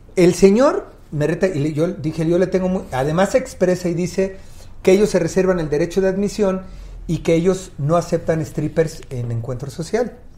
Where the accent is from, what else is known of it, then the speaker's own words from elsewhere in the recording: Mexico City, Mexico; Nací en Iztapalapa, muy cerca del Cerro del Peñón